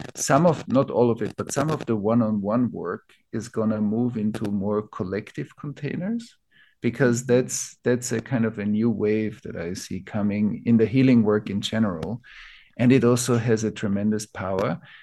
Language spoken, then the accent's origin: English; Vienna, Austria; I grew up in Vienna.